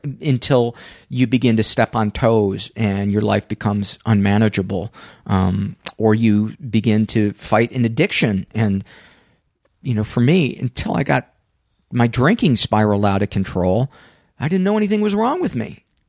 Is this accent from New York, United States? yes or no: no; Homewood, Illinois, United States; the high school that I went to, um, it was, it was called Homewood Flossmoor, and I was from Homewood